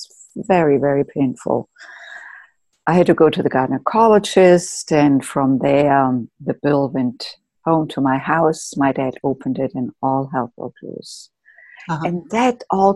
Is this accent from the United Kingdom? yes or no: no; Germany; moved away as an adult; now in United States; I grew up in Germany and came to the United States when I was in my late 20s to do postgraduate work